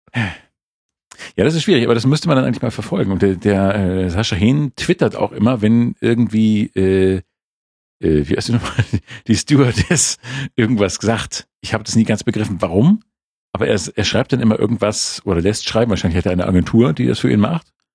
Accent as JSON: {"language": "German", "region": "Schleswig-Holstein", "country": "Germany", "moved": "yes", "lives_now": "Munich, Germany", "said": "als Schleswig-Holsteiner"}